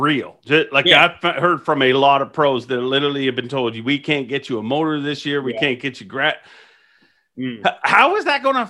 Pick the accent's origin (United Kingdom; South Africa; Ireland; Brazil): Ireland; now in Canada; We immigrated to Canada from Ireland. So a lot of times when you move to a new country, I mean, it takes forever to get stabilized, literally. And so we were broke a lot growing up.